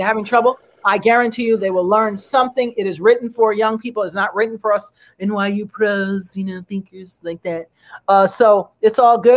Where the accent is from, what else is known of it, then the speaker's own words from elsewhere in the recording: United States; an American woman.